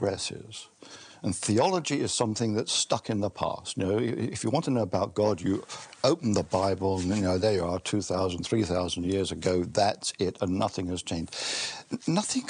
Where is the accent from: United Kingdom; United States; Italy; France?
United Kingdom; England; being an Englishman